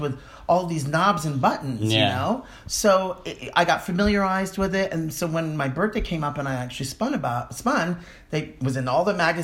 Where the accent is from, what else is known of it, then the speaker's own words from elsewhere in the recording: New York, United States; Born and raised in Manhattan